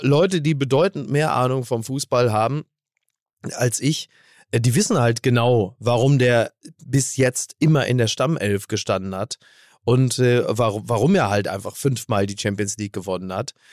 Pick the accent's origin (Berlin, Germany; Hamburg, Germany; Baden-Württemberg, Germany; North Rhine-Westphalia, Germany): North Rhine-Westphalia, Germany; Recklinghausen; Ich komme doch auch aus Recklinghausen